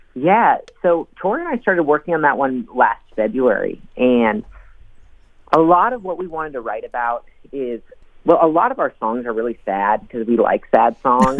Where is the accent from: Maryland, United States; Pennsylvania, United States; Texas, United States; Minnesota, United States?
Minnesota, United States; Rochester; moved away as an adult; now in Minneapolis, United States; I'm a Rochester kid. So I moved up to Minneapolis about eight years ago now when I graduated high school.